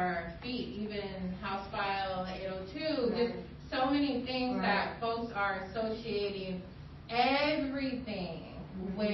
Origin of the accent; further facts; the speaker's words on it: Cedar Falls, Iowa, United States; moved away as an adult; now in Des Moines, United States; I grew up here in Cedar Falls. I've never lived anywhere else except Cedar Falls